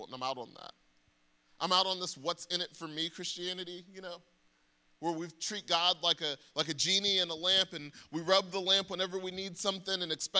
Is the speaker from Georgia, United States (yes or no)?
yes; Atlanta, Georgia, United States; I'm from Atlanta